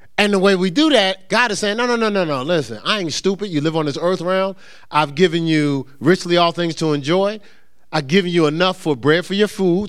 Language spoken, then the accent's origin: English; Newark, New Jersey, United States; I'm from Newark